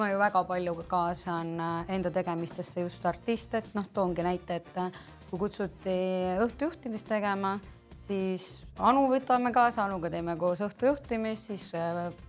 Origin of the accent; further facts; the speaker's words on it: Väätsa, Järva County, Estonia; moved away as an adult; now in Tallinn, Estonia; ma olen pärit Järvamaalt, Väätsalt